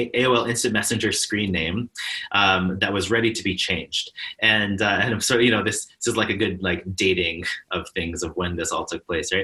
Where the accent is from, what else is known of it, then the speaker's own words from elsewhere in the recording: Spokane, Washington, United States; I grew up in Spokane, Washington, which is a very small Jewish community